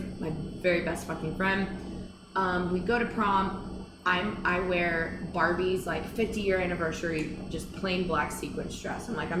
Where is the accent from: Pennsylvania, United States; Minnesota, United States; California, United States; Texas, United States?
Texas, United States; Houston; also born or lived in Casper, Wyoming; I grew up in Houston.